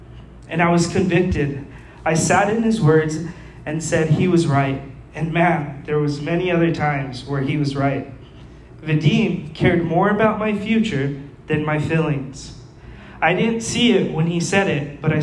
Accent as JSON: {"language": "English", "town": "Las Cruces", "region": "New Mexico", "country": "United States", "said": "I'm like from Las Cruces traveling the world."}